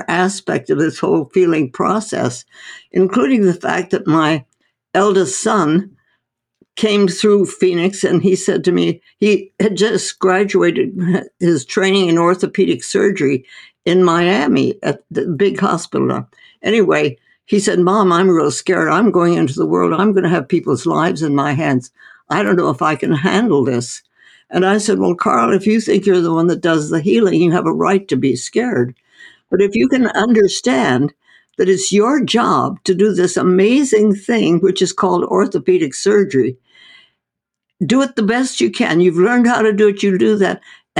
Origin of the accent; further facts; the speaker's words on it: India; No, I was born and raised in India. My parents were medical missionaries in North India.